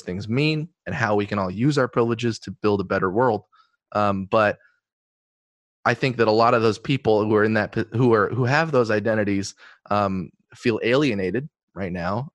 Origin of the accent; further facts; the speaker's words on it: Eugene, Oregon, United States; growing up in Eugene with my family